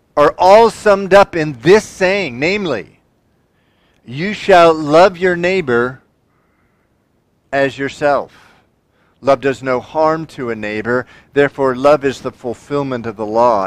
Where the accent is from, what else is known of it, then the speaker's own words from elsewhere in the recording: United States; I'm a Christian first and an American second.